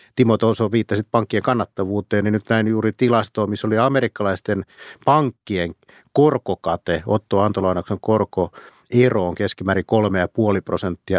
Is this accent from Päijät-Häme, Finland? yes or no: no; Pori, Satakunta, Finland; mä olen Porista kotoisin